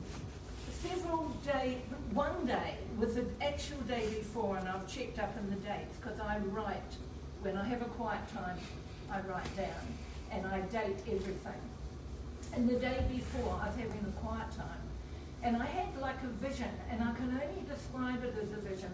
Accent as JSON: {"language": "English", "town": "Belfast", "region": "Northern Ireland", "country": "United Kingdom", "said": "I was from Belfast, Northern Ireland"}